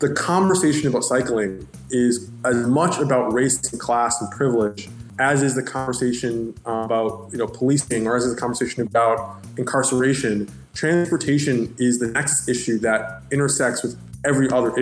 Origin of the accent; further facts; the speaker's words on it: New York, United States; I grew up in Brooklyn, where I still live